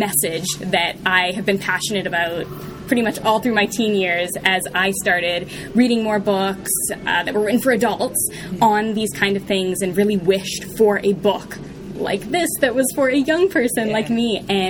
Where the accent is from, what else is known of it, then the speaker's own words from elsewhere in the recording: Vancouver, British Columbia, Canada; also born or lived in Texas; now in Halifax, Canada; I currently live in Halifax, Nova Scotia, Canada, way on the East Coast. I was born in Vancouver, though, actually, which is where I spent the first 5 years of my life, and then moved to northern British Columbia, a very small town there.